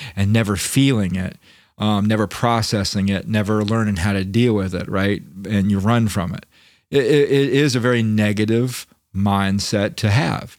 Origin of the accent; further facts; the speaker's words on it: Florida, United States; I'm from Florida